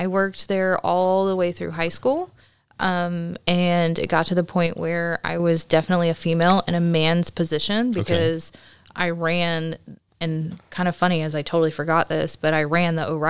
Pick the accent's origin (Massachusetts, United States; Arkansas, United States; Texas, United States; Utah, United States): Texas, United States; Dallas; also born or lived in Oklahoma / Houston, Texas / League City, Texas; now in Alvin, United States; I was born in Oklahoma, grew up in Dallas. We moved here to Houston about the time I got into seventh grade. So I've been pretty much around League City, Alvin, since then.